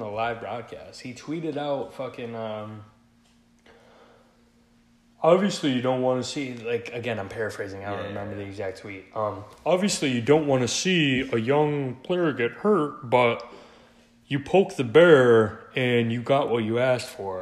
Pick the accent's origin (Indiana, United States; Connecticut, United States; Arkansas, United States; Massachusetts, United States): Connecticut, United States; We're from Connecticut